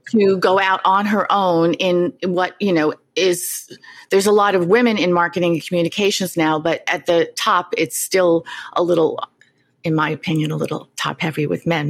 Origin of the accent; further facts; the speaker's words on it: New York City, New York, United States; having grown up not far from you in Queens